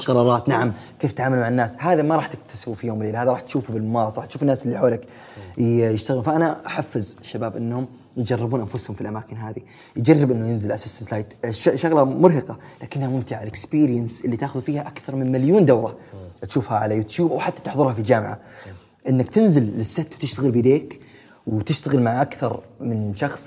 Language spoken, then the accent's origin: Arabic; Saudi Arabia; عندنا في السعودية